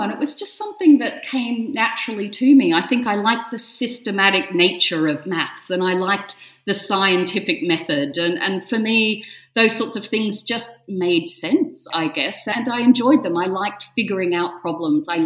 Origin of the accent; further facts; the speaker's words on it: Australia; So as an Australian to live in something with such history and such heritage